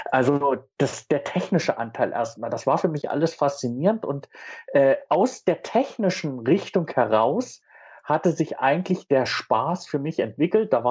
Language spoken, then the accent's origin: German; East Germany, Germany; Als Ossi war man ja sowieso beeindruckt, was alles rübergeschwappt ist.